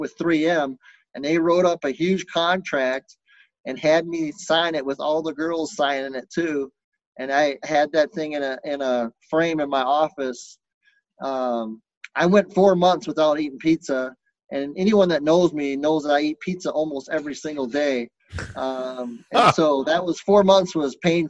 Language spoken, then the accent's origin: English; Lubbock, Texas, United States; moved away; I grew up, I was born in Lubbock, Texas